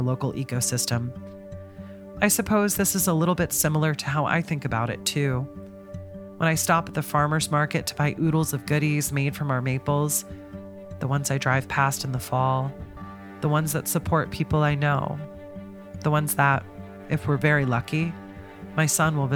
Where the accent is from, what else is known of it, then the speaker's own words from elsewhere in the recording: United States; growing up near the Canadian border